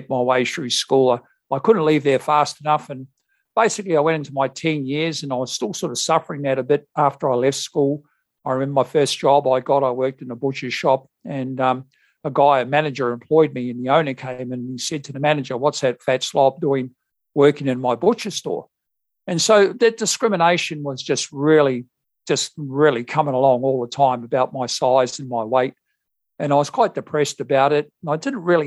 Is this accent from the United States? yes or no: no; New Zealand; moved away as an adult; now in Perth, Australia; I've lived here for some 37 years and originally I came from New Zealand